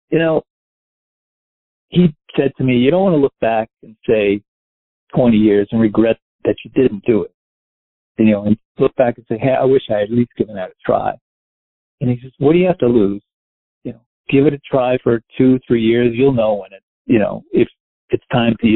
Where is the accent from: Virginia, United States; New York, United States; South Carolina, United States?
New York, United States; Westchester; moved away as an adult; also born or lived in New Orleans / Miami; I grew up in Westchester. I lived in the city till I was about 4, and we moved to Westchester